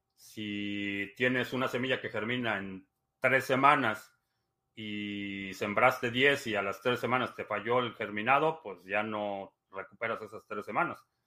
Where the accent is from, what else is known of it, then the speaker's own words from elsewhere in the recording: Mexico; now in United States; Me considero mexicano atípico